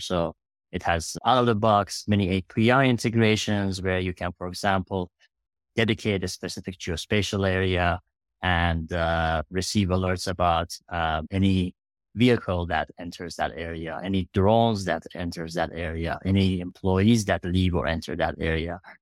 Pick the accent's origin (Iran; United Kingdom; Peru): Iran; moved away as an adult; now in United States; I grew up in Iran.